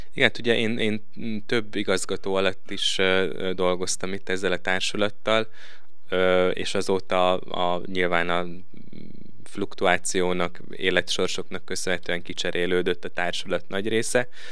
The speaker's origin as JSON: {"language": "Hungarian", "town": "Szombathely", "region": "Vas", "country": "Hungary", "tie": "born or raised there", "also_born_or_lived": "Budapest", "moved": "as an adult", "lives_now": "Veszprém, Hungary", "said": "Én, ahogy talán említettem is, szombathelyen nőttem fel"}